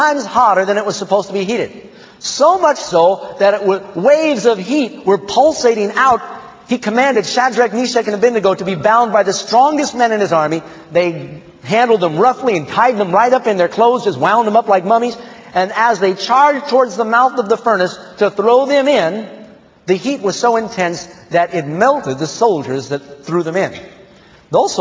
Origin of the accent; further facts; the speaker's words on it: United States; I am an American, and I'm technically a Protestant